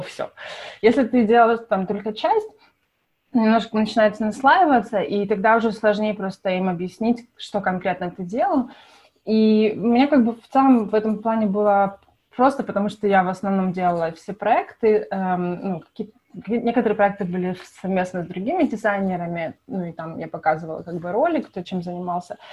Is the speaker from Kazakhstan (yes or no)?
no; Kyiv, Ukraine; moved away as an adult; now in United States; вообще родом я из Киева